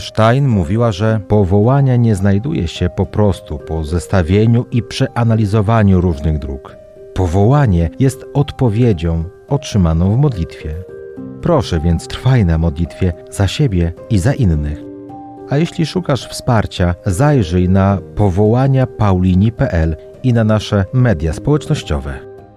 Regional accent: Wieruszów, Łódź Voivodeship, Poland; ja pochodzę z naszej paulińskiej parafii w Wieruszowie

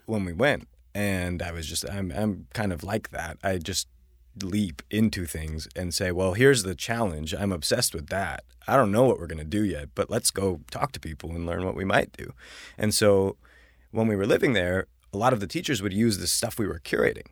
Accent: Buffalo, New York, United States; moved away as an adult; now in New York, United States; I grew up in Buffalo

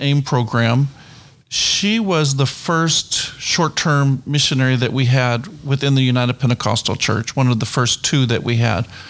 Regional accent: New Brunswick, Canada; moved away; I came from or come from New Brunswick, Canada

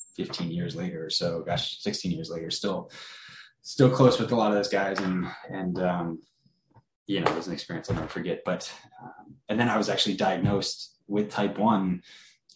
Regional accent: Sacramento, California, United States; I was born and raised in Sacramento, California

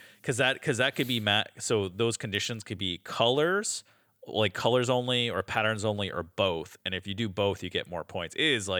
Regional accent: Canada; we're Canadian on this

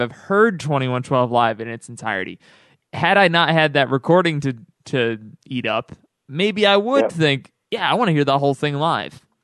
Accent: Albany, New York, United States; my hometown of Albany, New

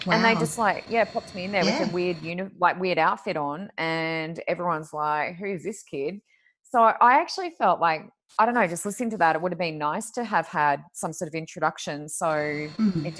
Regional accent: Australia; also born or lived in New South Wales / Queensland; I moved states from New South Wales to Queensland

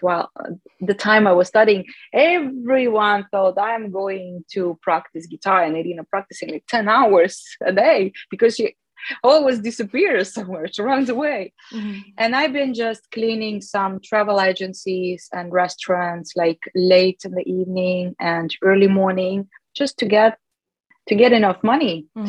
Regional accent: Chelyabinsk, Chelyabinsk Oblast, Russia; moved away as an adult; also born or lived in Moscow; I came from Chelyabinsk, which is the capital of South Ural

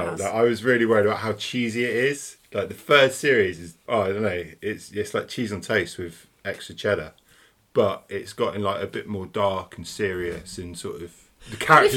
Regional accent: Scotland, United Kingdom; As a Scot, I find it hilarious how badly done the accents are.

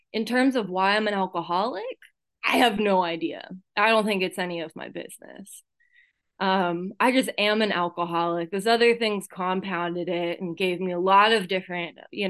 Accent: Santa Cruz, California, United States; I was born in Santa Cruz, California. I don't know if you can tell by my accent. People in my home group call me a Jewish hillbilly because I grew up in the Santa Cruz Mountains

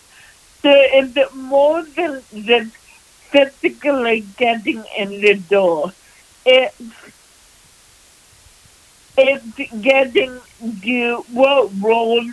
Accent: Vancouver, British Columbia, Canada; I was born and raised in Vancouver

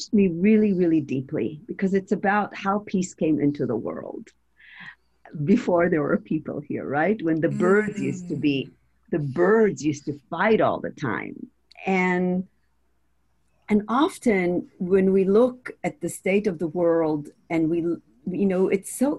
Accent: Israel; moved away; growing up in Israel, I grew up with a lot of anxiety

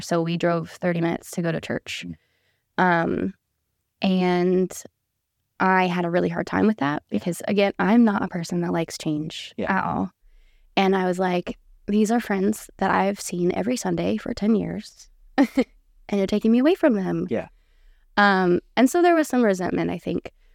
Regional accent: Auburn, California, United States; moved away as an adult; now in Tennessee, United States; I was born and raised in Auburn, California

